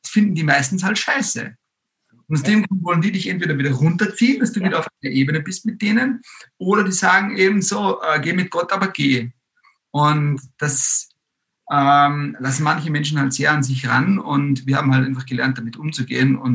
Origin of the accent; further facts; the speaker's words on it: Austria; now in Germany; Wir sind aus Österreich in äh, die Großstadt Wippesbüttel in der Nähe von Wippern also das waren mal direkt 850 Kilometer mitsamt der ganzen Family